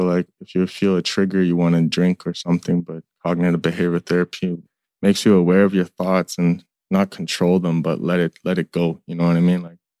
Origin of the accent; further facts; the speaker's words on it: Sandy Lake, Ontario, Canada; moved away; I'm from Sandy Lake, Ontario.